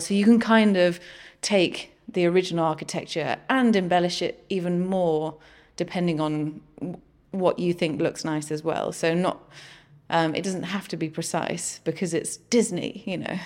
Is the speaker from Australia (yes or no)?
no; Guernsey; I come from Guernsey